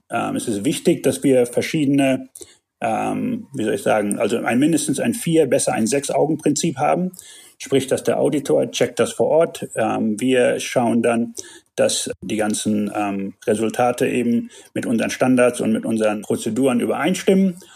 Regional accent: Tanzania; also born or lived in Germany; Ähm, ich bin Deutscher, aber in Tansania geboren und aufgewachsen ähm, habe meine Kindheit, bis ich 20 war, hier verbracht, war auf einer deutschen Schule in, in Kenia im Internat

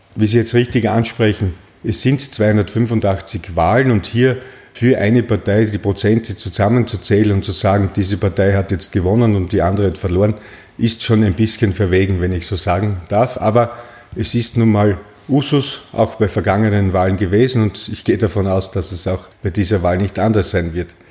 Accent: Graz, Styria, Austria; also born or lived in Klagenfurt, Carinthia; sechs Wochen später war ich auch schon wieder in Graz und bin seither in Graz

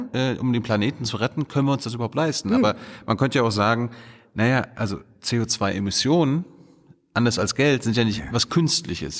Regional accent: Germany; wir als Deutsche

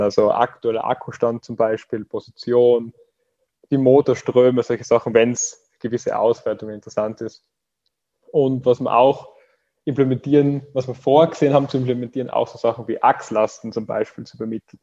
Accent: Austria; now in Graz, Austria; Ich bin aus Österreich und studiere in Graz

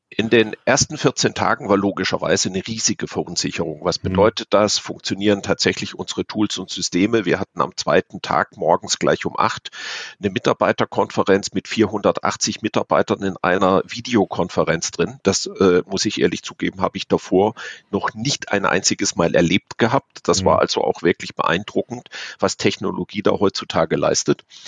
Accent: Offenburg, Baden-Württemberg, Germany; also born or lived in Hamburg; now in Munich, Germany; ganz ursprünglich komme ich aus der Ecke Offenburg, also aus dem Südwesten Deutschlands

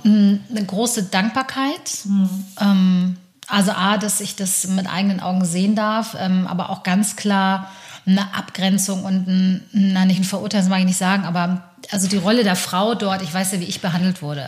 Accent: Hamburg, Germany; ich bin in Hamburg aber geboren und aufgewachsen

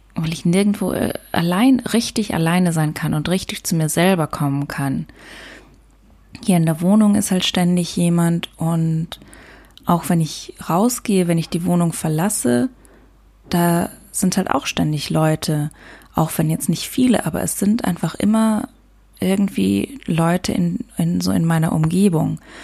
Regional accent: Luxembourg; now in Germany; in Luxemburg Auto fahre, also da, wo ich herkomme, auf dem Land

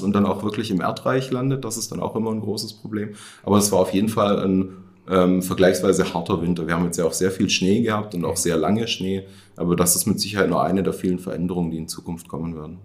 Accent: Baden-Württemberg, Germany; moved away as an adult; also born or lived in Tübingen; now in Rhön, Germany; ich bin in Baden-Württemberg aufgewachsen, groß geworden

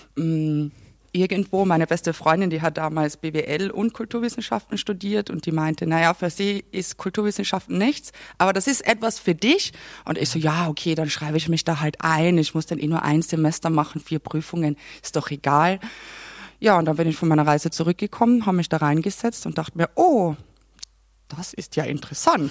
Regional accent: Klagenfurt, Carinthia, Austria; accent: Carinthian; moved away; Ich komme ja aus Kärnten, aus Klagenfurt.

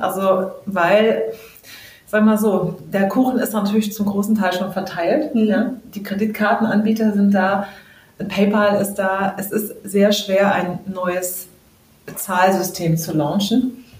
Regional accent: Southern Germany, Germany; moved away; ich komme ja aus Süddeutschland ursprünglich

